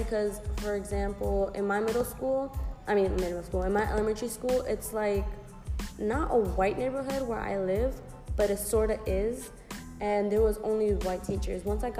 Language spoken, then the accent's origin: English; New York City, New York, United States; For me, I represent Brooklyn, even though Cortelyou, Brooklyn specifically, but I represent Brooklyn 100.